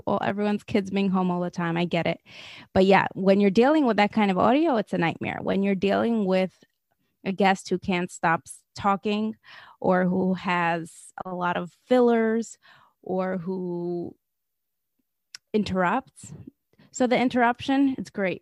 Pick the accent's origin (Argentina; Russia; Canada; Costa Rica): Russia; Moscow; moved away; I grew up in Moscow, Russia.